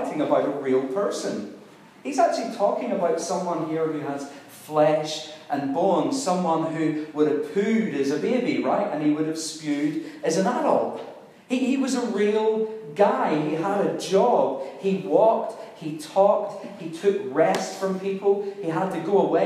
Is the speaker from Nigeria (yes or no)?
no; Ireland; I'm Irish